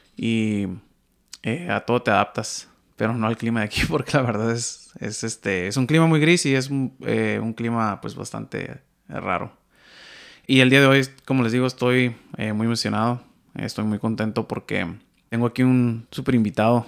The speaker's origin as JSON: {"language": "Spanish", "region": "Baja California", "country": "Mexico", "moved": "yes", "lives_now": "Vancouver, Canada", "said": "yo soy del Pacífico, de la Baja"}